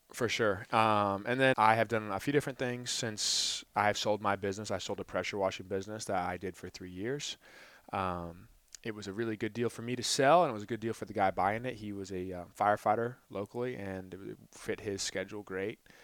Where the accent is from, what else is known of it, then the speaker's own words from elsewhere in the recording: Ponte Vedra Beach, Florida, United States; moved away as an adult; also born or lived in Jacksonville, Florida; now in Gainesville, United States; I was from Jacksonville, Florida. Grew up in Ponte Vedra Beach